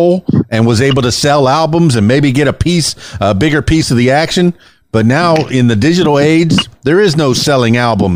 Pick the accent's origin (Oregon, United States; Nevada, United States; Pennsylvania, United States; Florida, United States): Florida, United States; Florida Keys, United States; I'm a man from the Florida Keys